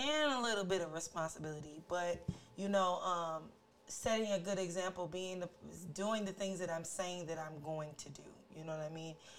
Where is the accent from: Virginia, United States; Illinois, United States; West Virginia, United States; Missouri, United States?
Missouri, United States; St. Louis; We're all from different walks of life, but we're all from St. Louis